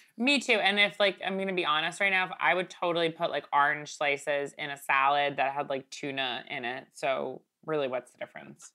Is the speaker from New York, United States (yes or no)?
yes; Long Island, New York, United States; growing up in Long Island